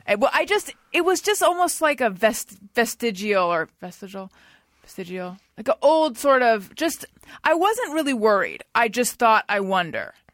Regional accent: California, United States; moved away as an adult; also born or lived in New York / Los Angeles; so I moved back to California from New York and I was living at my parents' house in Orange County

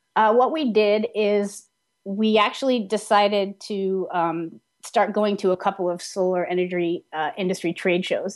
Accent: Vermont, United States; I grew up in Vermont

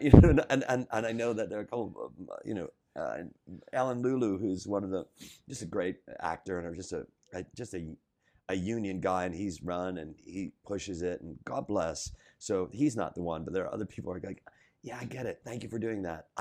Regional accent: Chicago, Illinois, United States; growing up in Chicago

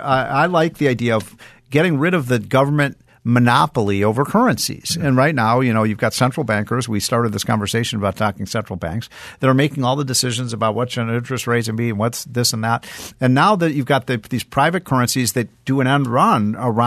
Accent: Chicago, Illinois, United States; I remember when I was a kid, I grew up in Chicago, and I remember one time when I was about 12 years old.

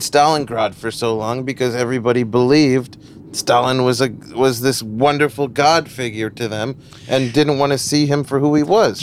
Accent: United States; growing up in America

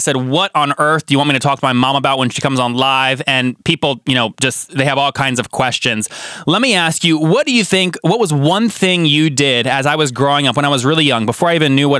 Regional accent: Loudoun County, Northern Virginia, United States; we grew up in Northern Virginia, Loudoun County

